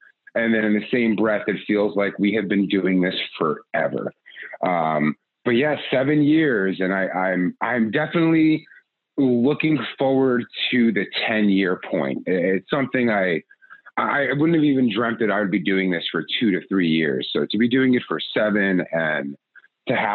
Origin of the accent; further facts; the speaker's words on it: New York, United States; I'm a New Yorker